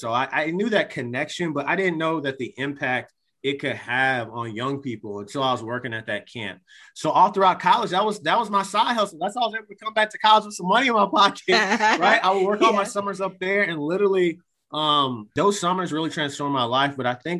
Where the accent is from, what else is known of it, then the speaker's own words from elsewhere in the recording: Virginia, United States; I would say, oh, I'm from Virginia. I'm kind of from all over.